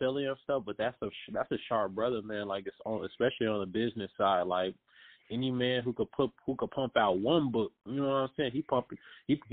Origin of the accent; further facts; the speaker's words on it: Chicago, Illinois, United States; I am originally from Chicago, and I'm still in Chicago